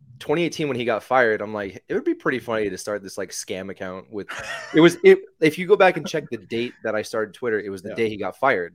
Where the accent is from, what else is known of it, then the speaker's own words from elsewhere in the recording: Scranton, Pennsylvania, United States; born there; also born or lived in Connecticut / New Jersey; Yeah, I'm from the Northeast. I was born in Scranton, PA. Moved around a bit, moved in Connecticut, New Jersey.